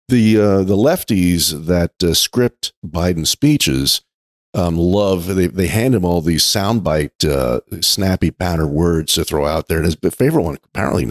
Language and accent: English; New York, United States; I grew up in New York